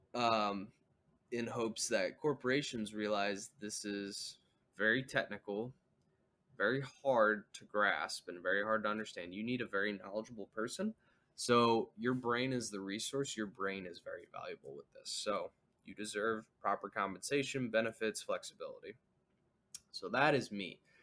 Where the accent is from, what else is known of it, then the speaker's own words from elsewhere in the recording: United States; as an American